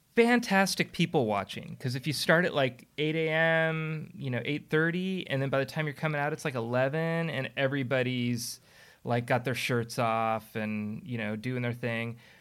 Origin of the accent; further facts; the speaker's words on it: Burlingame, California, United States; now in Alameda, United States; I grew up in Burlingame